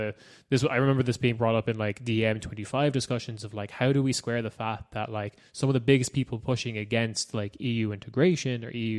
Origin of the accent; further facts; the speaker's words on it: Ireland; now in Germany; I live in Germany and I'm Irish. Please don't send me away.